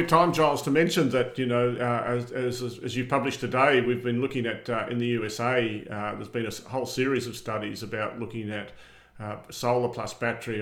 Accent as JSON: {"language": "English", "town": "Armidale", "region": "New South Wales", "country": "Australia", "tie": "born or raised there", "said": "I grew up in Armidale"}